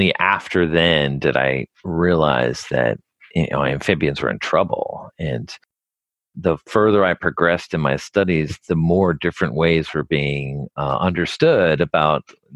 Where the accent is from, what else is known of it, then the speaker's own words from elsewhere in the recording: New Jersey, United States; I grew up in New Jersey and I didn't really see any nature